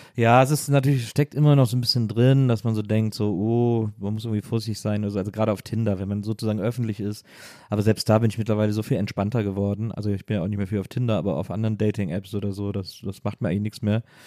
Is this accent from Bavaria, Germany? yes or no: no; Wesseling, North Rhine-Westphalia, Germany; bei uns in Wesseling mal Abi-Gag war am Gymnasium